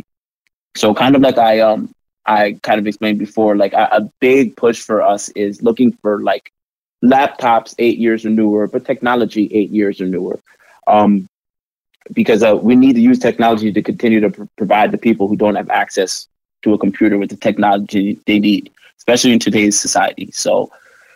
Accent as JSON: {"language": "English", "region": "New York", "country": "United States", "moved": "as an adult", "lives_now": "Portland, United States", "said": "I'm actually from New York. I'm a first generation American"}